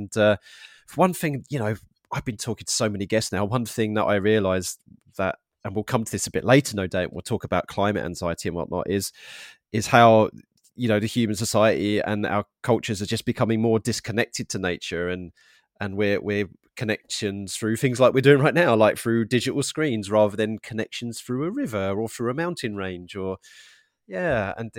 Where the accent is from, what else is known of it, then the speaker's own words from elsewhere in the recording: Harlow, East of England, United Kingdom; Yeah, I'm from Harlow in Essex, but my dad's from the eastern of London, so I'm kind of like Cockney Essex hybrid.